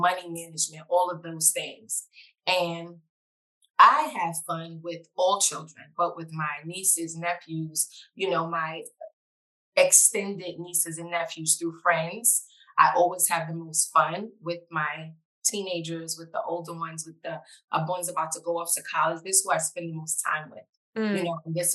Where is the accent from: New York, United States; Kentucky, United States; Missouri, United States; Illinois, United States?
New York, United States; New York City; I am a New Yorker. I am from the Bronx